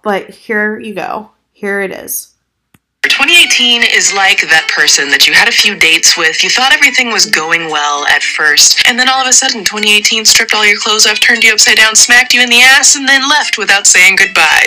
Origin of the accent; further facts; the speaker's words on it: Midwest, United States; I say the word you guys as I'm from the Midwest and it's a generalized term there.